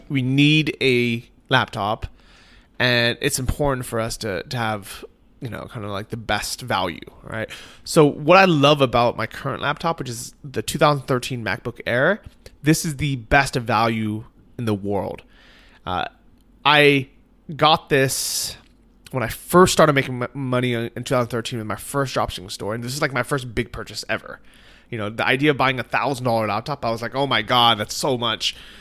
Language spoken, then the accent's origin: English; United States; now in Chiang Mai, Thailand; we're both American.